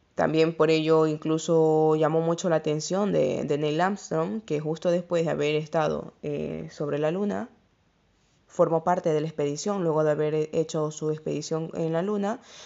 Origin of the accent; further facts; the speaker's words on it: Ecuador; el país de donde yo soy, de Ecuador